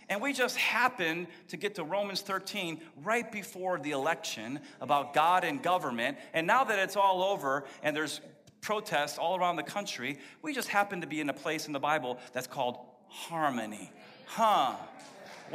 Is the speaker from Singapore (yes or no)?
no; Texas, United States; I was born in Texas